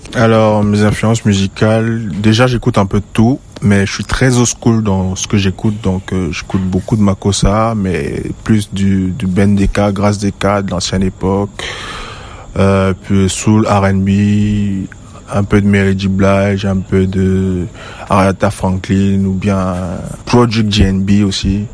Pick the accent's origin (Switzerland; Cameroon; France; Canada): Cameroon; West Cameroon; now in Douala, Cameroon; Je suis d'origine de l'Ouest Cameroun. Plus précisément à Batier.